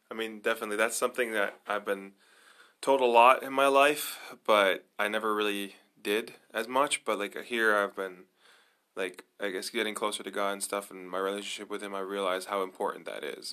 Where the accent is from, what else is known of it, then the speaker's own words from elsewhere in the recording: Nazareth, Northern District, Israel; also born or lived in United States; I grew up in Israel. I grew up in Nazareth.